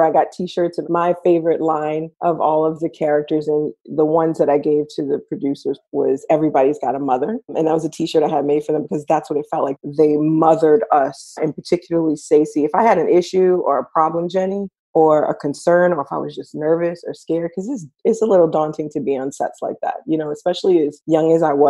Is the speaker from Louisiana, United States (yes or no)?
yes; New Orleans, Louisiana, United States; also born or lived in Los Angeles; I decided to go back home to New Orleans.